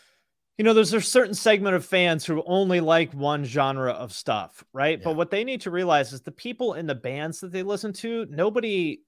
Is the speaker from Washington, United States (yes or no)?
yes; Washington, United States; I grew up like way outside Seattle, like 20 miles outside Seattle, which now is like a place people commute from, but there was nothing there when I grew up there.